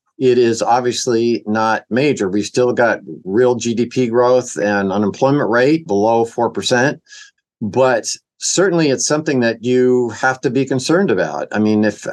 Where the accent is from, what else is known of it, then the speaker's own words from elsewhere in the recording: Fresno, California, United States; I grew up in Fresno, California